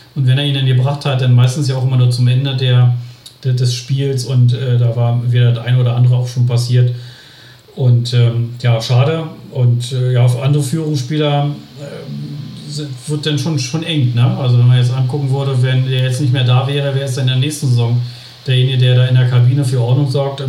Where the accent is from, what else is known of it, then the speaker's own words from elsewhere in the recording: Berlin, Germany; now in Bielefeld area, Germany; als Berliner